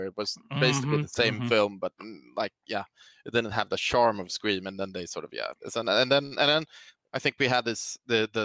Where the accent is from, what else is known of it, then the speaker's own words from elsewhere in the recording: Stockholm, Stockholm County, Sweden; also born or lived in San Francisco / Boston; I'm from Stockholm, Sweden. I've lived here most of my life.